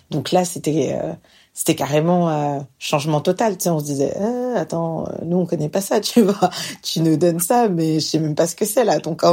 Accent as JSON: {"language": "French", "country": "France", "lives_now": "Montréal, Canada", "said": "je vis actuellement à Montréal. Donc, euh, je suis française. Je vis ici maintenant depuis 5 ans."}